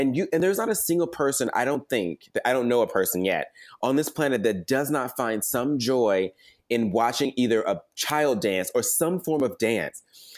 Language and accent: English; the South, United States; being a Black boy growing up in the South